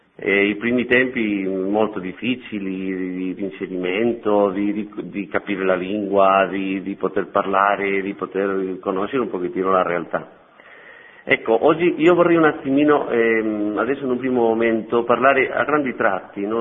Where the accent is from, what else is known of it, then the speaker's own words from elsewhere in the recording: Madrid, Community of Madrid, Spain; Italian is a second language; moved away as an adult; also born or lived in Albania; now in Rome, Italy; sono spagnolo, nato a Madrid